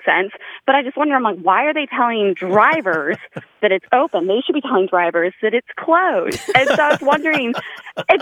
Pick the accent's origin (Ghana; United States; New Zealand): United States; Midwest; moved away as an adult; now in Norfolk, United States; I am originally from the Midwest, and I've lived out here in Norfolk, Virginia for the last, like, 3 or 4 years